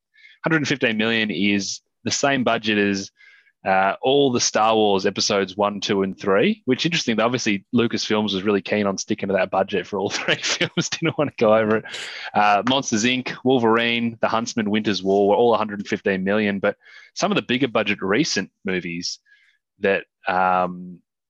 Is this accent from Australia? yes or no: yes; Australia; as an Australian